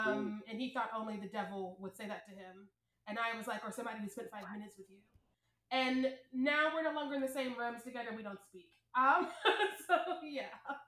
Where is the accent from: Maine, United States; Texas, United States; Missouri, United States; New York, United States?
Missouri, United States; I'm from Missouri